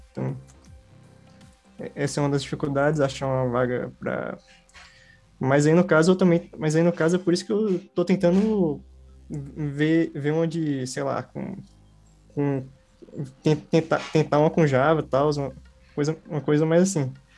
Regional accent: Brasília, Federal District, Brazil; eu sou aqui do, do Gama, né, do Distrito Federal.

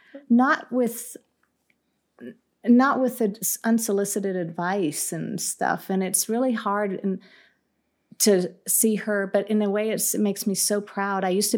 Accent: California, United States; So I'm Californian here, but I like New Mexico.

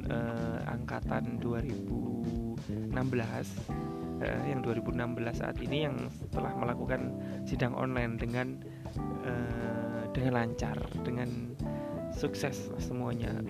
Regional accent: Central Java, Indonesia; now in Sidoarjo, Indonesia; saya kan aslinya Jawa Tengah sedikit curhat nih

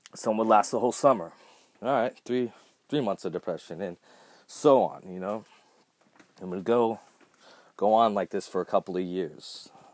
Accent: Southern California, United States; I was born here in Southern California

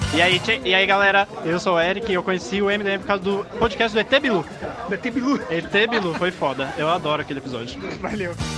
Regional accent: Osasco, São Paulo, Brazil; sou de Osasco

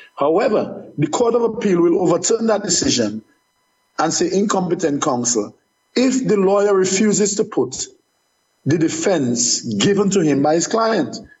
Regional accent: Dominica; moved away as an adult; I was born in Dominica. I, I paid taxes in Dominica, and I worked in Dominica

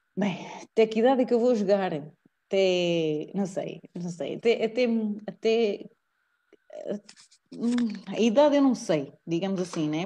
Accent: Portugal; also born or lived in Italy; moro cá e sou de Portugal

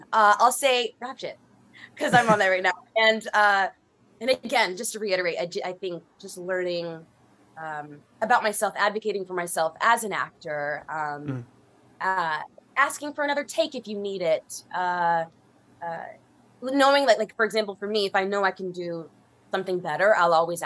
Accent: Florida, United States; I'm originally from Florida

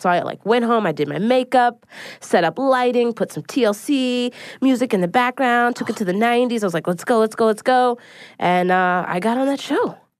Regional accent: Philadelphia, Pennsylvania, United States; now in New York City, United States

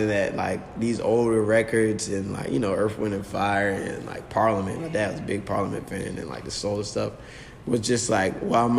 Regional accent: Virginia Beach, Virginia, United States; I'm from Virginia Beach. It's like born and raised out here

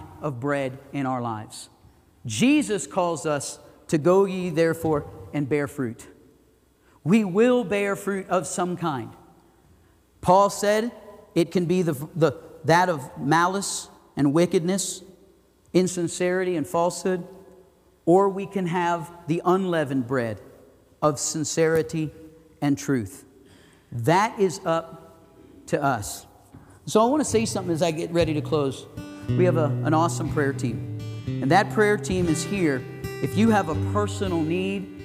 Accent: the Everglades, Florida, United States; now in Idaho Falls, United States; I grew up in the Everglades

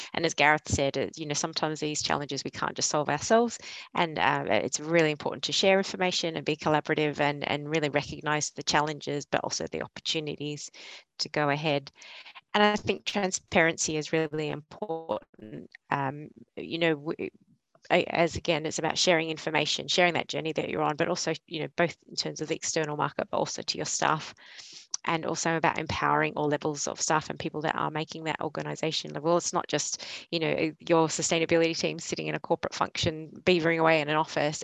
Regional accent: Australia; moved away as an adult; also born or lived in Yorkshire; now in Leeds, United Kingdom; you probably tell from my accent, I'm not a local from northwestern Yorkshire, but I'm originally from Australia and I moved over here three and a half years ago with ARUP.

